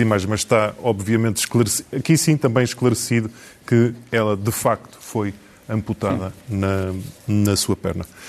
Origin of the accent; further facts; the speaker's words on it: the North, Norte, Portugal; nós os dois que somos do Norte